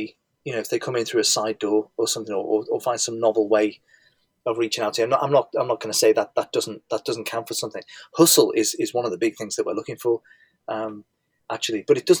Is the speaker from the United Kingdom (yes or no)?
yes; Liverpool, North West England, United Kingdom; You can probably tell from my accent that I'm from Liverpool